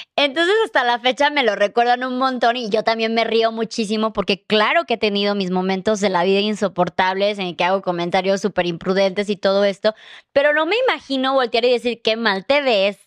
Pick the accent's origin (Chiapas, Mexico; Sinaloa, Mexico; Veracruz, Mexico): Chiapas, Mexico; now in Mexico City, Mexico; venimos los dos de Chiapas